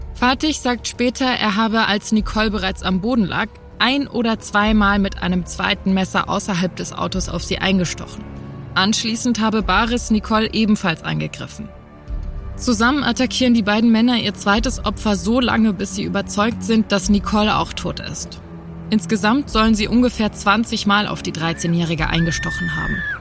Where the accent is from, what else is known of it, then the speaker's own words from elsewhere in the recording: Hamburg, Germany; als Hamburgerin